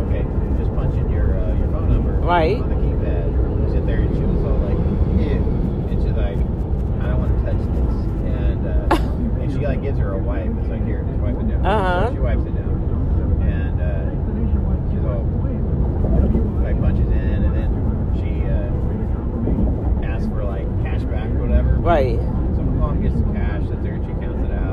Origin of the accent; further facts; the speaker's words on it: New Orleans, Louisiana, United States; now in Texas, United States; I'm from Louisiana, I'm from New Orleans